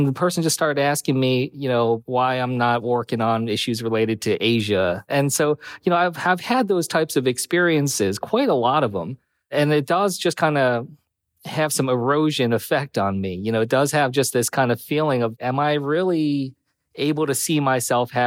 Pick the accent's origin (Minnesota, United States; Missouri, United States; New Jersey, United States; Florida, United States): New Jersey, United States; as a Asian American kid growing up in New Jersey with like no ties